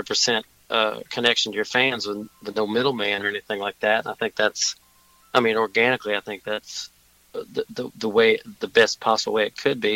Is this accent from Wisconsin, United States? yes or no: no; Bowling Green, Kentucky, United States; moved away as an adult; also born or lived in Nashville, Tennessee / Louisville, Kentucky / Chicago, Illinois; now in Los Angeles, United States; I grew up in Southern Kentucky in Bowling Green, Kentucky